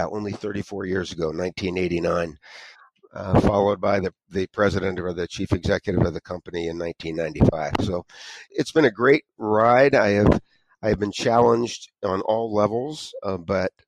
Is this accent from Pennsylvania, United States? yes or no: yes; Erie, Pennsylvania, United States; moved away as an adult; now in Ellicottville, United States; I was born in Erie, Pennsylvania